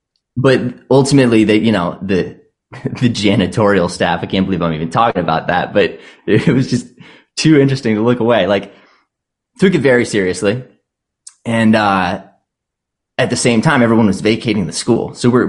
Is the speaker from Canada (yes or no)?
no; Virginia, United States; So I came from Northern Virginia, so I've seen a lot of that too, where it's like, man, I can't even tell what this place was before